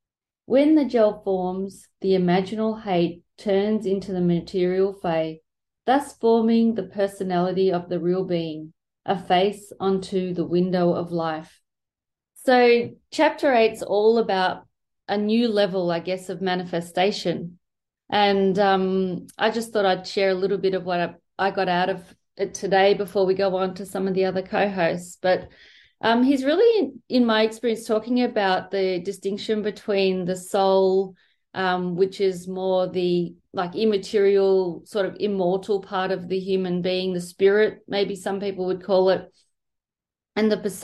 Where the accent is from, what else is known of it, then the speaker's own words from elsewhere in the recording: Melbourne, Victoria, Australia; I'm a psychologist from Melbourne, Australia.